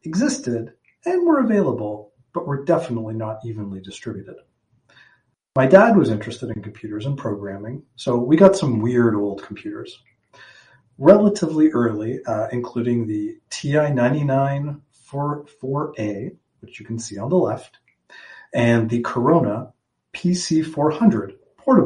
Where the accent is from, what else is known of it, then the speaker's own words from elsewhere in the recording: Toronto, Ontario, Canada; also born or lived in St. John's, Newfoundland / Waterloo; I was born in St. John's, Newfoundland in 1979. hung out there for a little bit, and eventually my family moved to Toronto for the majority of my childhood and all of my schooling pre-university.